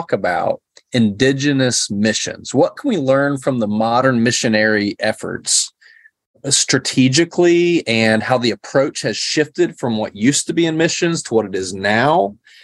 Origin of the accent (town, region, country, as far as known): Central Appalachia, United States